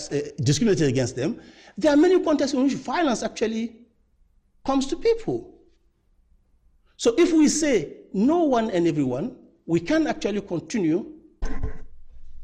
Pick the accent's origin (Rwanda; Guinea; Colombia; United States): Guinea; moved away; I'm Francophone and of the French, former French Empire, I'm from Guinea